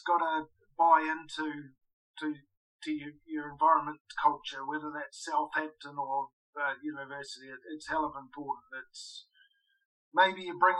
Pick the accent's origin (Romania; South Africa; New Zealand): New Zealand; moved away as an adult; now in England; as a Kiwi